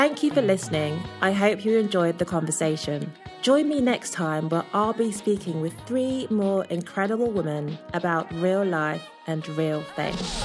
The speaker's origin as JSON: {"language": "English", "country": "Nigeria", "said": "I'm from Nigeria"}